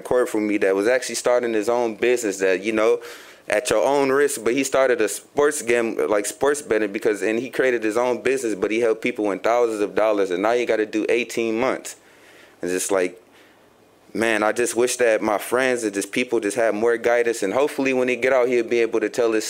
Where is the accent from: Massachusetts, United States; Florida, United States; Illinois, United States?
Illinois, United States; Chicago; now in Grand Rapids, United States; I come from Chicago.